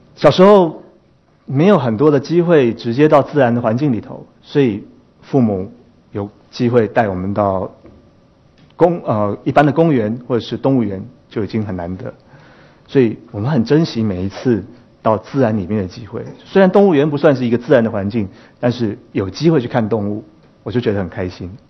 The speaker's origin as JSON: {"language": "Chinese", "town": "Taipei", "country": "Taiwan", "tie": "born or raised there", "said": "其实我是一个在台湾，台北市里面长大的孩子"}